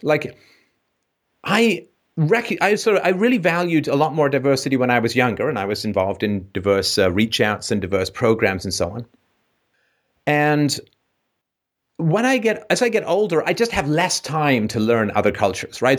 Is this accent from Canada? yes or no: no; England, United Kingdom; moved away; grew up in a somewhat, somewhat dicey neighborhood in England